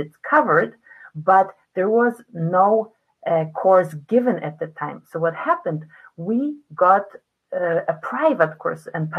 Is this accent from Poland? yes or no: yes; Poland; moved away as an adult; now in United States; I'm originally from Poland. From Poland. I mean, I don't know where I would be not originally from. I spent most of my life there.